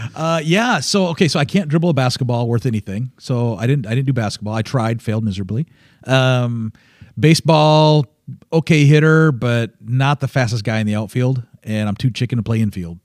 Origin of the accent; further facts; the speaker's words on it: Michigan, United States; the Northern Bible Belt of Michigan, um, is, uh, is where I grew up